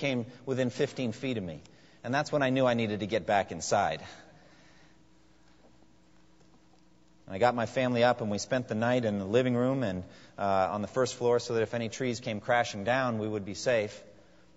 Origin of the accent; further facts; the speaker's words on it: New England, United States; now in eastern US; I was raised in New England and used to just snow